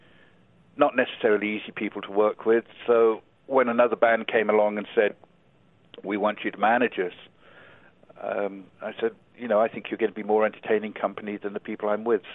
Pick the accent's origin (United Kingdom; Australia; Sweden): United Kingdom; England; moved away as an adult; also born or lived in New Zealand / Los Angeles; now in Arizona, United States; I was raised in England and went to English boarding schools